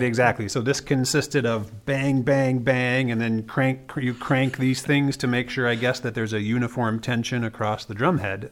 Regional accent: Wisconsin, United States; moved away; I'm from Wisconsin

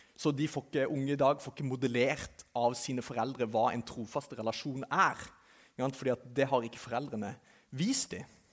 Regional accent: Kristiansand, Agder, Norway; jeg kommer fra Kristiansand, som sikkert noen av dere kan høre

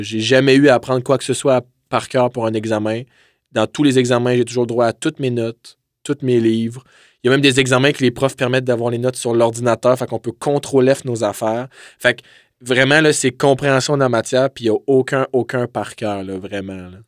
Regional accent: Drummondville, Quebec, Canada; moved away as an adult; now in Quebec City, Canada; je viens originellement de Drummondville, donc je suis venu à Québec pour mes études.

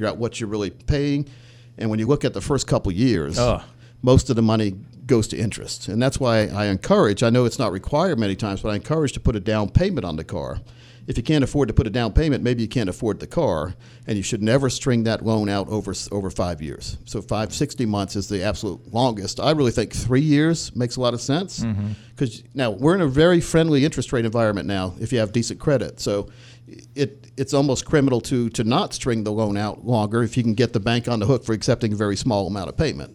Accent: Warrensburg, United States; also born or lived in Fayetteville; My parents moved from Warrenburg to Fayetteville

